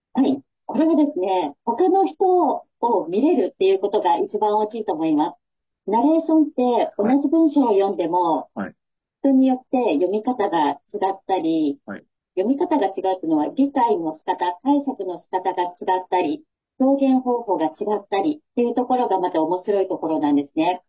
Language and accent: Japanese; rural Yamaguchi Prefecture, Japan; 私もあの、山口県の地方出身なんですけど、自分で鉛ってるって分からないんですよね。